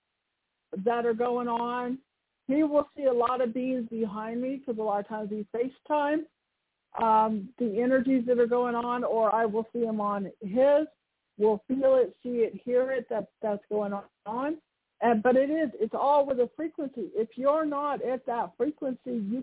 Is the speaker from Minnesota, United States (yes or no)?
no; Bay Area, California, United States; moved away; also born or lived in Colorado; I'm from the Bay Area